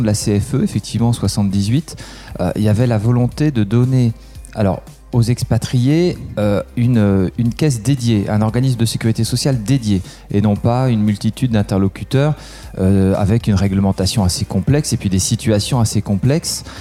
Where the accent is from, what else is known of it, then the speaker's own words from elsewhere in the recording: Aix-en-Provence, Provence-Alpes-Côte d'Azur, France; moved away as an adult; also born or lived in Bath; now in Paris, France; J'ai grandi à Aix-en-Provence et puis après je suis euh, allé faire mes études à Paris